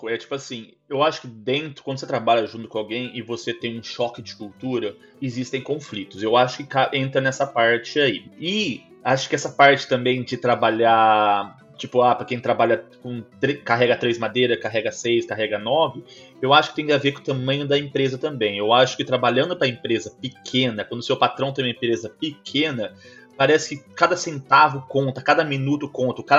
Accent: Brazil; also born or lived in Vaughan, Canada; now in Toronto, Canada; E que eu sou brasileiro.

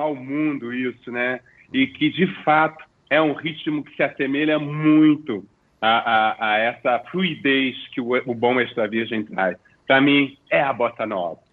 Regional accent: Rio de Janeiro, Brazil; eu como um bom carioca da gema que sou

